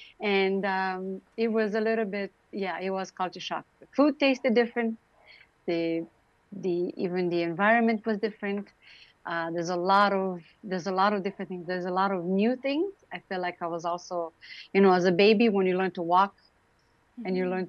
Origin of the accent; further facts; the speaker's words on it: Romania; English is a second language; also born or lived in Vancouver, Canada; now in Toronto, Canada; I came to Canada. I'm from Romania. I grew up in Romania during the communism regime. I still need to learn English almost 30 years later.